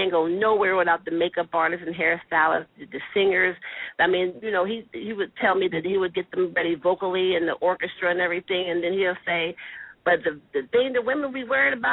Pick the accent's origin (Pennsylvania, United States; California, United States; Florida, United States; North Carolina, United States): Pennsylvania, United States; Harrisburg; I'm actually from Harrisburg